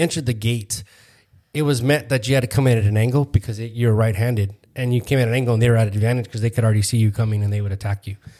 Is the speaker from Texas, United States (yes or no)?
no; Phoenix, Arizona, United States; We're from Phoenix, Arizona